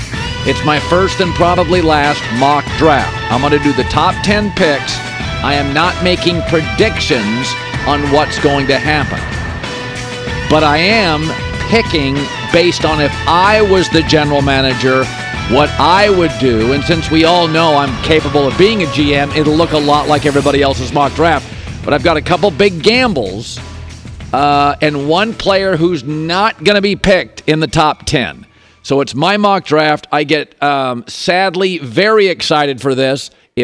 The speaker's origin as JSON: {"language": "English", "town": "Seattle", "region": "Washington", "country": "United States", "tie": "born or raised there", "said": "I grew up in Seattle, University of Washington."}